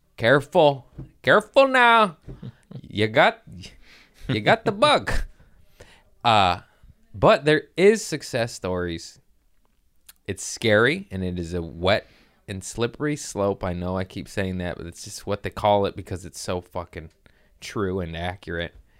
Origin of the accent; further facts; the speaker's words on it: California, United States; I'm from California